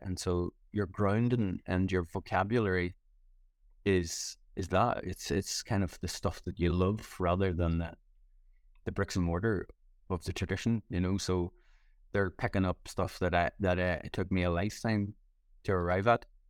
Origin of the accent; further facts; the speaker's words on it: Ireland; moved away; it was always a big deal for me coming back home. and doing gigs in Ireland